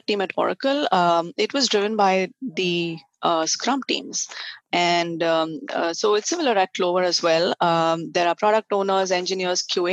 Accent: Hyderabad, Telangana, India; moved away as an adult; now in California, United States; So I grew up in India, and I was in Hyderabad for most of my life, and I studied science, and most of my schooling was in Hyderabad

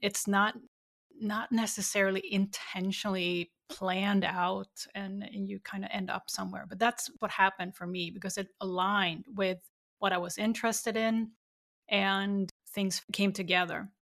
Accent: Sweden; growing up in Sweden

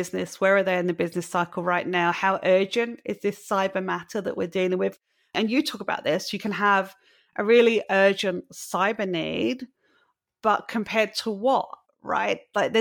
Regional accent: England, United Kingdom; as a lady growing up in England

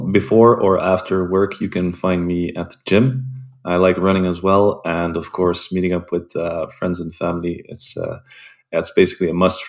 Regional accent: Belgium; I'm based in Belgium, and I was born and raised in Belgium as well.

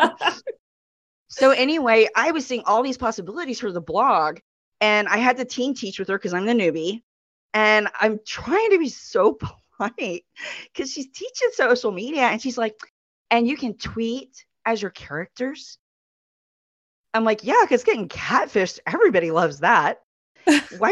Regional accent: Texas, United States; I'm so Texan

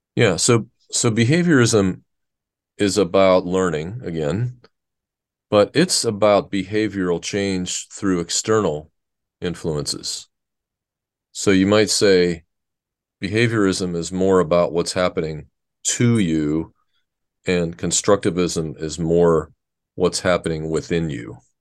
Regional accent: Pittsburgh, Pennsylvania, United States; moved away as an adult; I grew up in Pittsburgh, Pennsylvania.

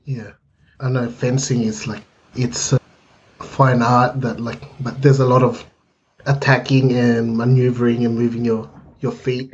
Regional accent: Philippines; being Filipino

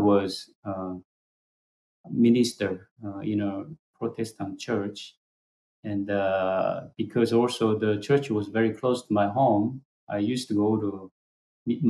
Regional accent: South Korea; English is a second language; moved away

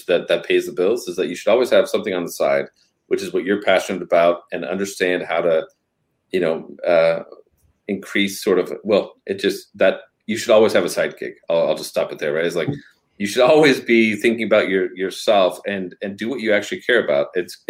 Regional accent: Denver, Colorado, United States; moved away; also born or lived in Northern California / San Francisco; I was born and raised in Denver, Colorado, and then we moved because my mom had a health problem, and so we moved to Northern California

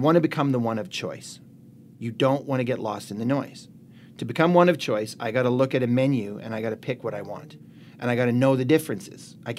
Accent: Canada; we're good Canadian kids out there

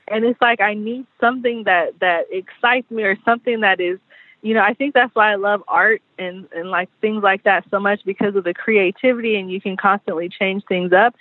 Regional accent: San Diego, California, United States; growing up in San Diego

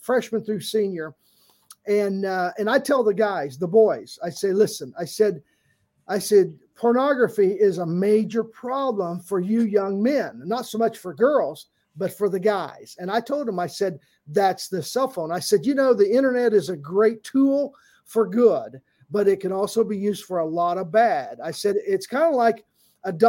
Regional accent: Southern Indiana, United States; I grew up Southern Indiana, so I'm a Hoosier fan

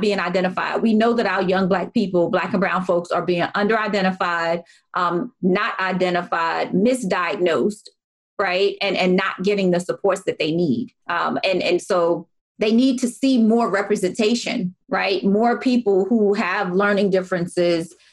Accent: Baltimore, Maryland, United States; I was the only Black person, Black parent, and then I was from Baltimore City

